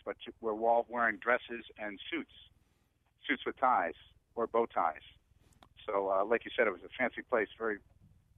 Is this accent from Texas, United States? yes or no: no; Vernon, Connecticut, United States; now in West Hartford, United States; I grew up in Vernon, Connecticut